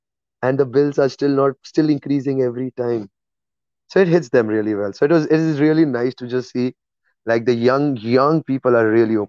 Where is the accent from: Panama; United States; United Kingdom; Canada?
United Kingdom; England; I'm English. I'm telling you.